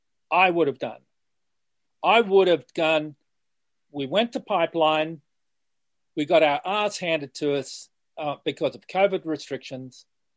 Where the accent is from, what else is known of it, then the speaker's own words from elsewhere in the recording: Australia; as an Australian